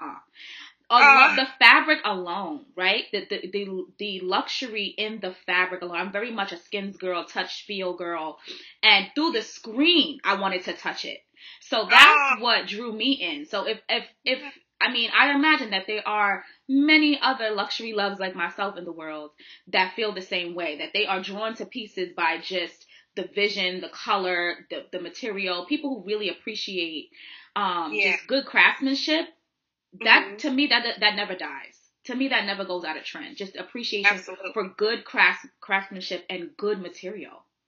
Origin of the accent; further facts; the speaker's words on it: New York City, New York, United States; I'm from Harlem